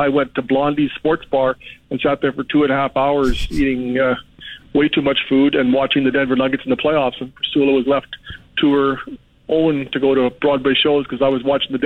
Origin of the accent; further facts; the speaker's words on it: Canada; as a Canadian